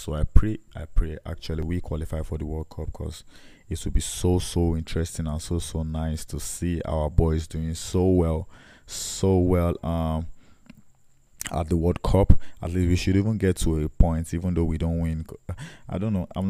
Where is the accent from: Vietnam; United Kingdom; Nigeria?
Nigeria; I'm a Nigerian, yes, obviously, and I'm patriotic as well